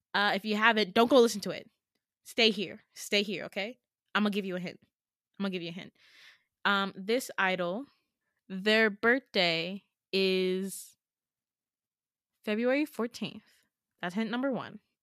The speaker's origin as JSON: {"language": "English", "region": "New York", "country": "United States", "tie": "born or raised there", "also_born_or_lived": "Gambia (Fulani heritage)", "said": "I'm born and raised in New York. New York is all I know."}